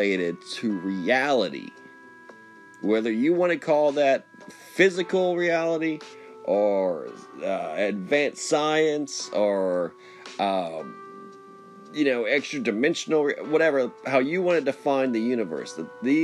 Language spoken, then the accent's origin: English; United States; As an American, as a Westerner, as a modern man.